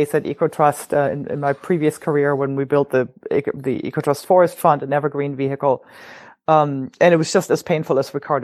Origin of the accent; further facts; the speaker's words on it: Oregon, United States; my home state of Oregon